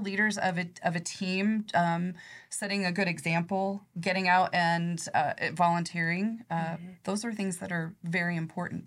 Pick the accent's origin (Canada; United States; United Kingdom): United States; Nebraska; I grew up in Nebraska in a little teeny small town.